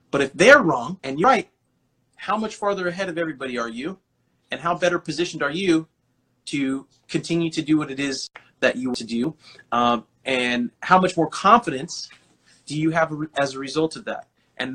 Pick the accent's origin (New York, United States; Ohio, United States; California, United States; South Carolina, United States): California, United States; Delano; Guys, hola, amigo, I'm from Delano.